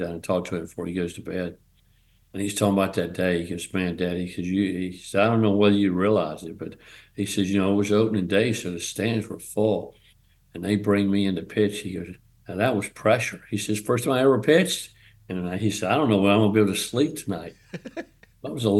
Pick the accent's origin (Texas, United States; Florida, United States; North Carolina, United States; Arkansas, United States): North Carolina, United States; also born or lived in Evansville, Indiana; I'm a Southern guy. I'm from North Carolina